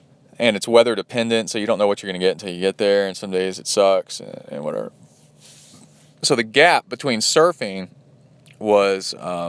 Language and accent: English; Alabama, United States; also born or lived in Tennessee / Cincinnati, Ohio; I also grew up my formative years in and around the Appalachian Mountains, northern Alabama, east Tennessee, Cincinnati, which is on the border of Kentucky.